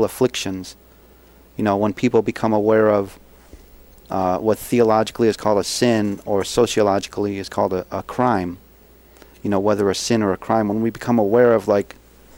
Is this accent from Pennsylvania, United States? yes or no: no; Buffalo, New York, United States; I grew up in Buffalo, you know, working class Catholic